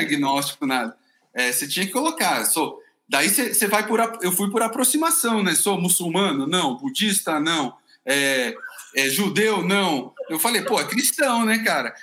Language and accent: Portuguese; Brazil; eu falei que era do Brasil